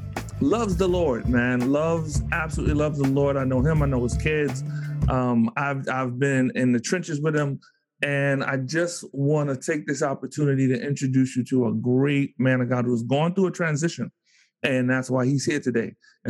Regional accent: Bronx, New York, United States; I'm from the Bronx.

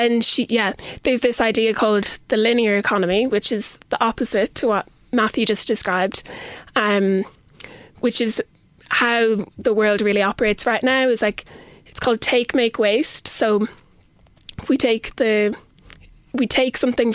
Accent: Kilkenny, Leinster, Ireland; also born or lived in Dublin; I'm originally from Kilkenny and went to school in Canises and Loretto here.

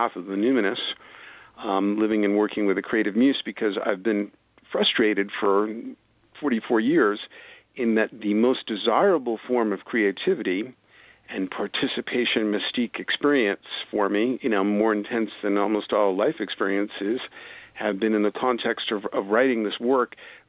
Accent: New York City, New York, United States; I'm from New York City, same as Trump, Bronx to his Queens

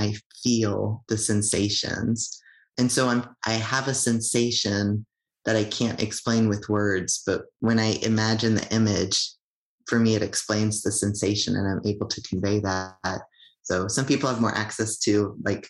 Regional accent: United States; also born or lived in Toronto area (Tkaronto), Canada; now in Canada; I'm an immigrant from the United States

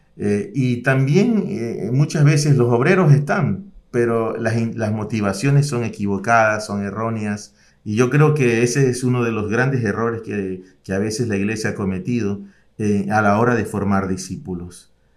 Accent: Ecuador; como ecuatoriano

